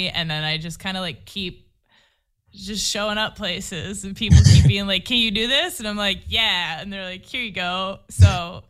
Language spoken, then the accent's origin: English; New Hampshire, United States; moved away as an adult; also born or lived in Los Angeles; now in Maine, United States; I grew up in New Hampshire.